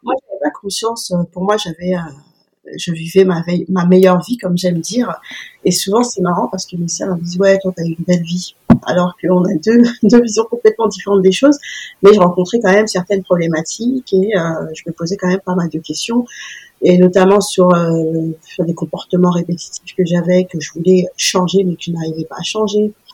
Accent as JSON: {"language": "French", "town": "Paris", "region": "Île-de-France", "country": "France", "tie": "born or raised there", "said": "en tant que petite parisienne"}